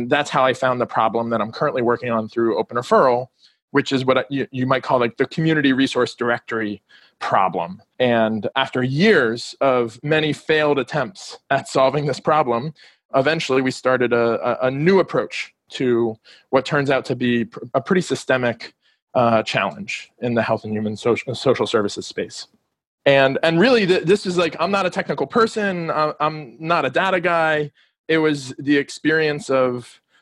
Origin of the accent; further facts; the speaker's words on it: Miami, Florida, United States; moved away as an adult; also born or lived in District of Columbia; I grew up here in Miami and recently moved back.